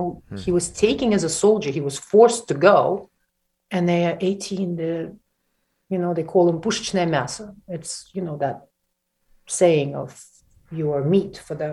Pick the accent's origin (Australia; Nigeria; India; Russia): Russia; Siberia; English is a second language; also born or lived in Ukraine; now in New York, United States; I was born and I'm Ukrainian. I grew up in Siberia, which is very much Russia.